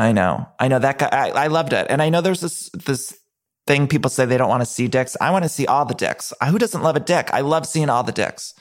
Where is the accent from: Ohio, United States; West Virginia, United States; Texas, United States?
Ohio, United States; moved away; I'm from Ohio